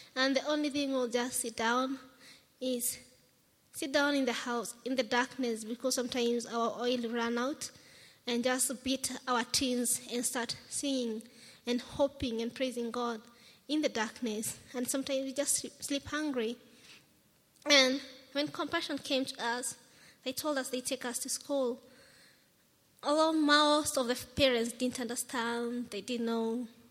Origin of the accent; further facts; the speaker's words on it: Nairobi, Kenya; I'm from Kenya. I'm a firstborn of six children. I'm 29 years old